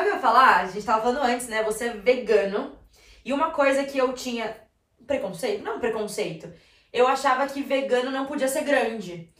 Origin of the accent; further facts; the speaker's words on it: Bragança, Brazil; eu sou de Bragança